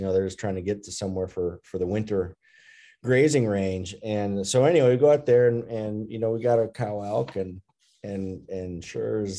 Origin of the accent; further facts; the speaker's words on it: Minnesota, United States; growing up in Minnesota with our cabin north of Brainerd